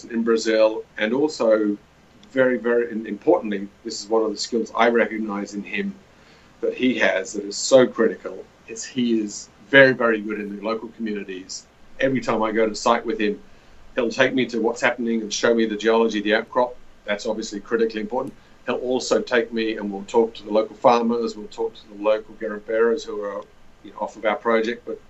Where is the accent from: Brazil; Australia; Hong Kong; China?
Australia; moved away as an adult; also born or lived in Ecuador / Peru / Nevada; I'm a geologist from Australia originally